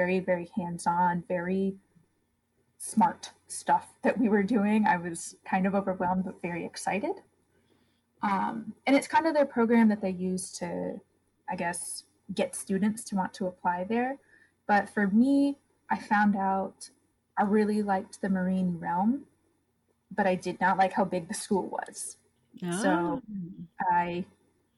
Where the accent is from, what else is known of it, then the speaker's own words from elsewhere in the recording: upstate New York, United States; moved away as an adult; also born or lived in Maine; I grew up in rural upstate New York